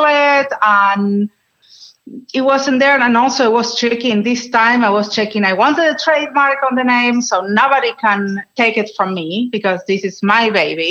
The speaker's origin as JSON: {"language": "English", "country": "Argentina", "second_language": "English", "moved": "as an adult", "lives_now": "Los Angeles, United States", "said": "I'm from Argentina originally"}